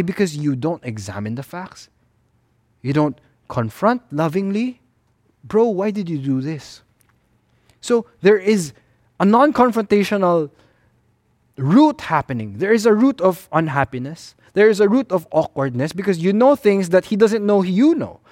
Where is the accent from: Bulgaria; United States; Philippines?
Philippines; in the Filipino-Chinese culture, we tend to veer towards the avoidance of conflict and confrontation